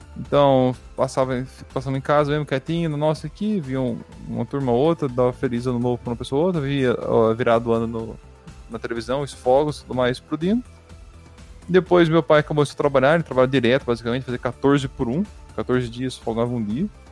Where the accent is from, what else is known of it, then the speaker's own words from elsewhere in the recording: Paraná, Brazil; moved away; quando a gente morava no Paraná, que eu, eu, eu e o Vinícius nós nascemos no Paraná